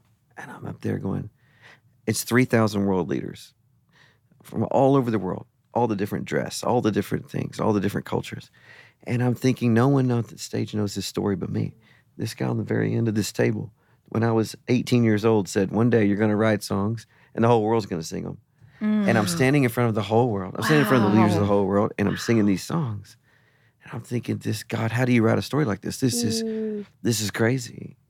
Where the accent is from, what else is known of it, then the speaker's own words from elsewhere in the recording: United States; I'm an American, right?